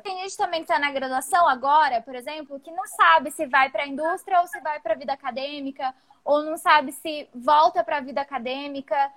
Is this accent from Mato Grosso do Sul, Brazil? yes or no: yes; Campo Grande, Mato Grosso do Sul, Brazil; now in São Carlos, Brazil; eu sou de Campo Grande, é, é, faz parte de um estado ainda muito conservador.